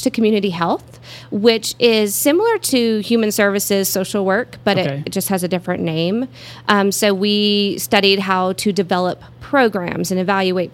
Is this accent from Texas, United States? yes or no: yes; Kermit, Texas, United States; now in Amarillo, United States; I was born in Kermit, Texas, which is West Texas